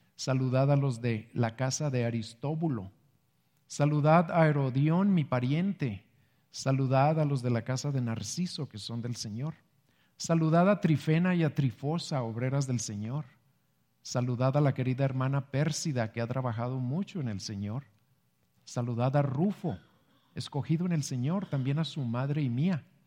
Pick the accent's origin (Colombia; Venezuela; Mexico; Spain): Mexico; somos mexicanos